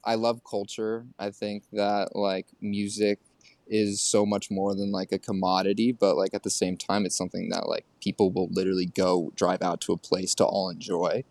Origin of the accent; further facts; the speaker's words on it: New York City, New York, United States; also born or lived in Oregon; we all grew up here